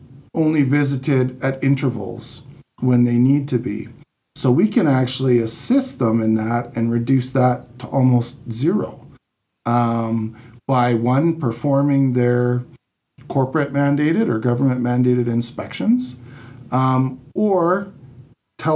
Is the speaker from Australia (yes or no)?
no; Canada; also born or lived in Calgary; I am Canadian